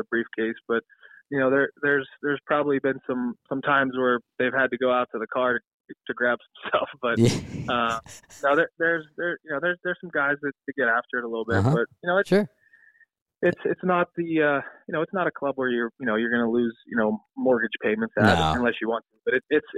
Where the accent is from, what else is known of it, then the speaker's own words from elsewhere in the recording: Pittsburgh, Pennsylvania, United States; I'm from Pittsburgh